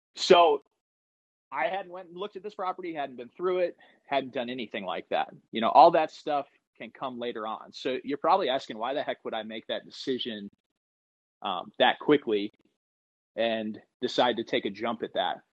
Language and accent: English; Northwest Ohio, United States; moved away as an adult; also born or lived in West Virginia; now in North Carolina, United States; I'm originally from from Northwest Ohio